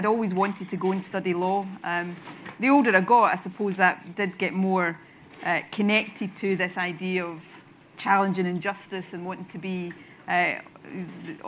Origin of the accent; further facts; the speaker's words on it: Irvine, Scotland, United Kingdom; I grew up in, as you say, Irvine